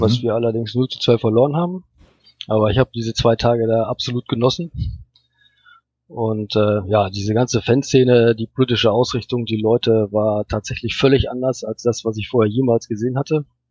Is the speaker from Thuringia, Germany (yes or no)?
no; North Rhine-Westphalia, Germany; now in Hamburg, Germany; ich komme eigentlich ursprünglich aus Westfalen